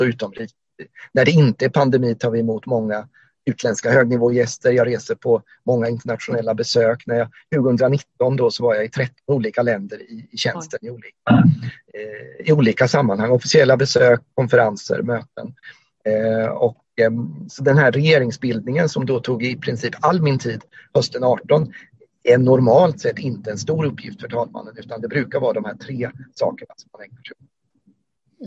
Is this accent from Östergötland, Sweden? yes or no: yes; Ödeshög, Östergötland, Sweden; also born or lived in Motala; now in Norrköping, Sweden; annars är jag eh, östgöte, eh, om man ska använda lite andra etiketter, uppvuxen mm. i Ödeshög